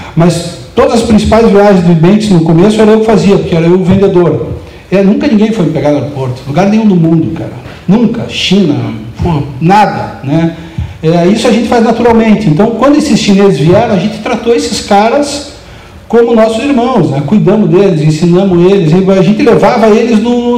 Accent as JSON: {"language": "Portuguese", "town": "Curitiba", "region": "Paraná", "country": "Brazil", "tie": "born or raised there", "said": "a gente de Curitiba"}